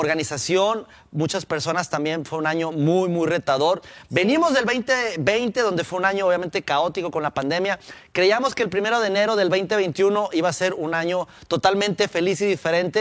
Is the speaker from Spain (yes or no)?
no; Durango, Mexico; now in Mexico City, Mexico; la pasé en mi tierra natal, Durango, con mi familia, mis padres